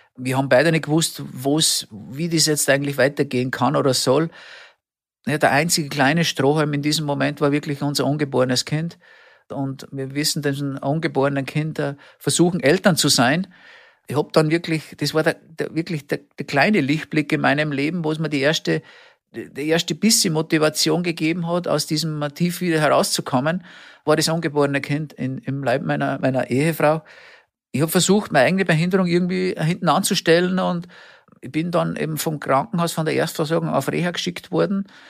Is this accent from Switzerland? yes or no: no; Austria; Wir haben es so schön bei uns in Österreich